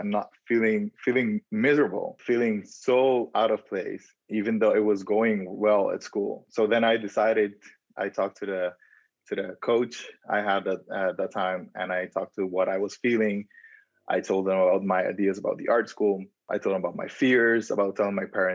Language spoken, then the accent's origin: English; Curaçao; moved away as an adult; also born or lived in Dominican Republic; now in Netherlands; someone that was born in the Dominican Republic and growing up in Curaçao